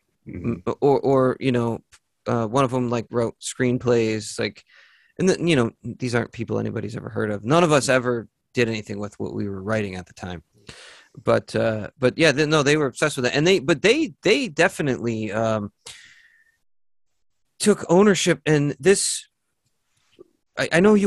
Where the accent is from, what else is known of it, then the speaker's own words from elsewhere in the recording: New York, United States; I'm from New York.